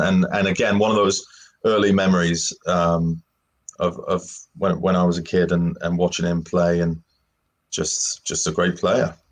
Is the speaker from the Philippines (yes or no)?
no; Swindon, South West England, United Kingdom; moved away as an adult; I'm from Swindon originally, so about an hour west of of London